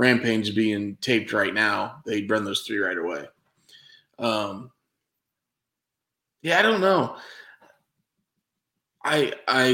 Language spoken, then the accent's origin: English; Midwest, United States; I'm a Midwesterner